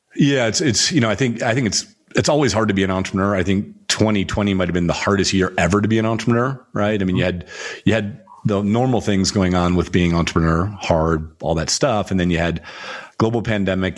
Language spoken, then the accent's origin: English; United States; I'm still a tall white guy growing up in the United States.